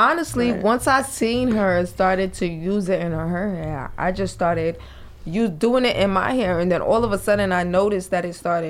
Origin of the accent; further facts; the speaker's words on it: New York City, New York, United States; we're the only two born and raised in Brooklyn, New York. We've been here. We come from a Haitian background.